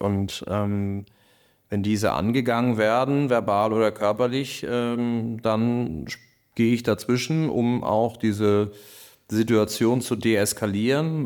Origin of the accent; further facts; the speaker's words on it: Kiel, Schleswig-Holstein, Germany; also born or lived in Berlin; bin dann wieder hier als Kieler wieder zurück nach Kiel gegangen